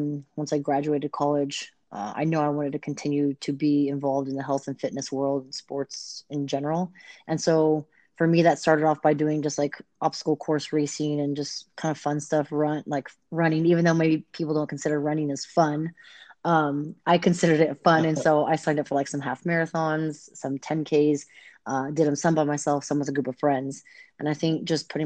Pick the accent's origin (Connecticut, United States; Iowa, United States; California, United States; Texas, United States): California, United States; Bay Area; moved away; also born or lived in La Jolla, California / San Ramon, California; when I moved to the Bay Area, I was there, like Pleasant Hill, Walnut Creek, Concord area for about 6 years